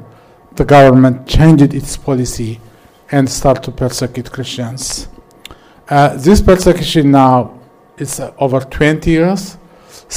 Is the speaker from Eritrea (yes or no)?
yes; Eritrea; I am from Eritrea